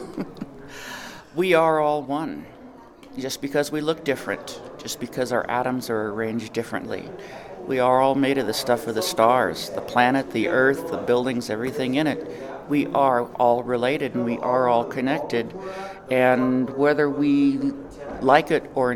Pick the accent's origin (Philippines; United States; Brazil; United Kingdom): United States; McIntosh, New Mexico; I'm from McIntosh. It's east of the East Mountains.